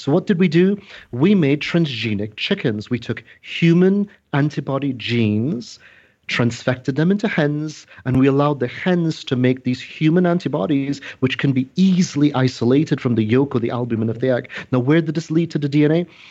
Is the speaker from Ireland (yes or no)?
no; Trinidad & Tobago; I'm originally from Trinidad